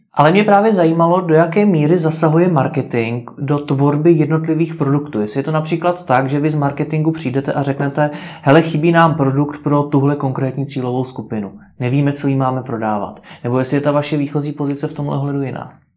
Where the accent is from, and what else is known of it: Czechia